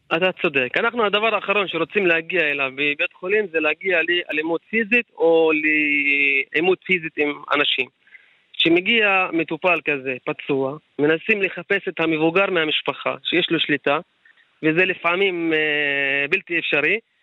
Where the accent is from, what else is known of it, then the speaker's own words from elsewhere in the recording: Ka'abiyye, Northern District, Israel; מכפר כעביה